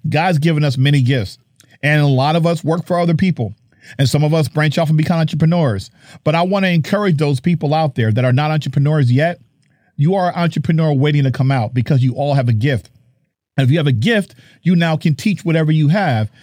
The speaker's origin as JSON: {"language": "English", "region": "New Jersey", "country": "United States", "said": "I'm from Jersey"}